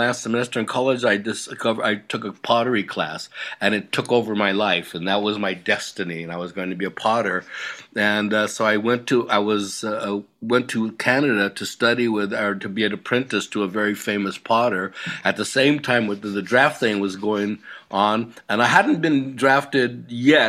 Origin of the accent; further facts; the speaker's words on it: Los Angeles, California, United States; I grew up in South Central